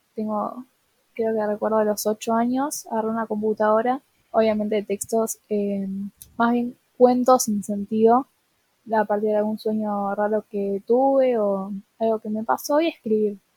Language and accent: Spanish; Buenos Aires, Argentina; soy de Buenos Aires Capital